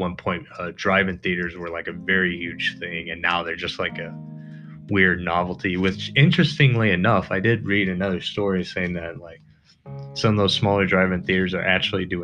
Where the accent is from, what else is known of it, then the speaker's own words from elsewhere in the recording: United States; as an American